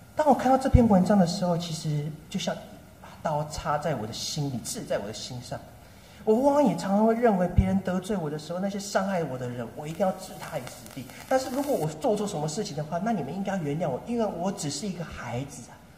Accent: Taipei, Taiwan; moved away as an adult; now in Nankan, Taiwan; 从小到大天龙国长大的我

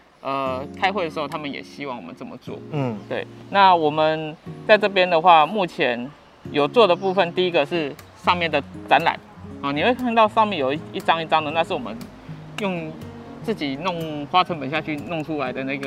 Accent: Tainan, Taiwan; 们从小在这边长大的啊，

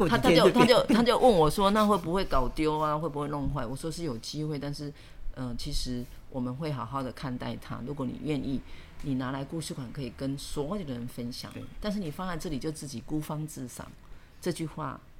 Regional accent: Dongshi, Yunlin County, Taiwan; 然后那一趟我还。记得是要去我的故乡

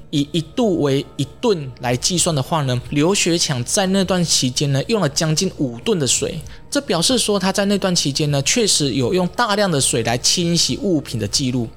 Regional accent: Taiwan; 我们台湾人对日本人其实是非常亲切的

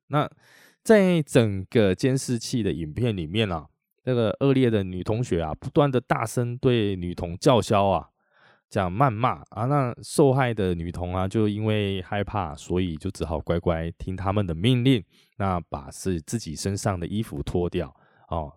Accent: Chiayi, Chiayi City, Taiwan; moved away; 我回嘉义老家，开始在嘉义工作的时候

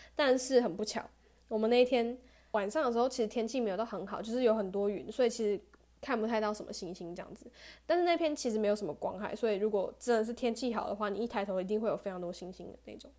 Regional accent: Taichung, Taiwan; moved away as an adult; now in Kaohsiung, Taiwan; 我是台中人嘛

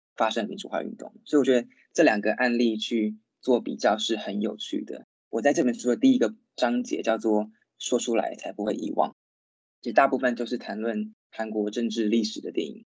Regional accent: Taichung, Taiwan; moved away as an adult; also born or lived in Taipei; now in London, United Kingdom; 我是在台中出生长大的一个台中人，然后我是一直到念大学的时候才来到台北念书

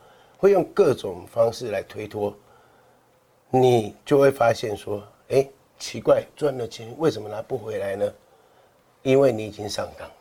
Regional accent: Kaohsiung, Taiwan; 我们高雄人

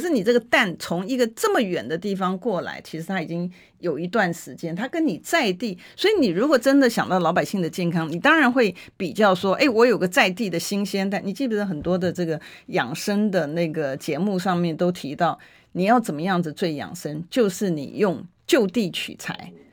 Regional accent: Taiwan; 我们台湾人

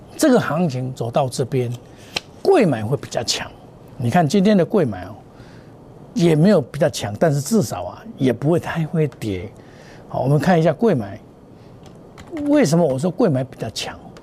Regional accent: Taiwan; 我是真正的台湾人

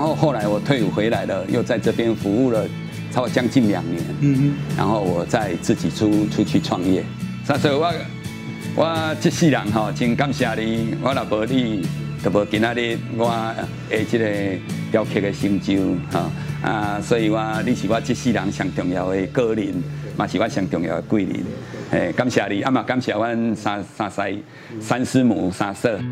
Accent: Tainan, Taiwan; 我们台南很重要的一个，一个文化资产

